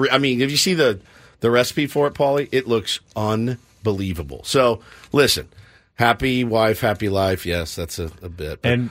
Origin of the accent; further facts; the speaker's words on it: Texas, United States; now in San Diego, United States; I grew up in Texas.